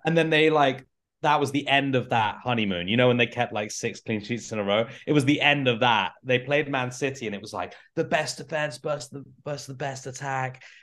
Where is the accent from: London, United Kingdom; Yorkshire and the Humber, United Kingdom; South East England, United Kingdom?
South East England, United Kingdom; Canterbury; now in Milwaukee, United States; I'm originally from Canterbury, England